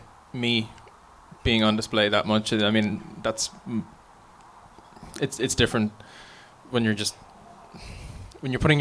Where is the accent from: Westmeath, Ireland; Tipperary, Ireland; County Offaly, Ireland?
County Offaly, Ireland; where I grew up in Offaly